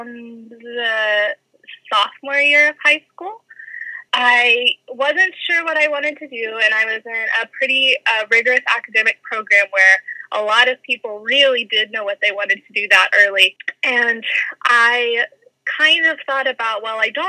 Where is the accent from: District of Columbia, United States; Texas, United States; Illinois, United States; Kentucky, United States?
Kentucky, United States; Lexington; also born or lived in Georgia; I'm from Lexington originally